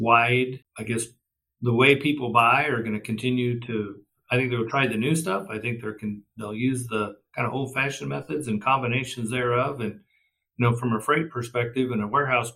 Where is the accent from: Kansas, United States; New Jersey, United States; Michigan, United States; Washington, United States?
Kansas, United States; western; I'm a Kansas farm kid and grew up in the state, out on the western part of the state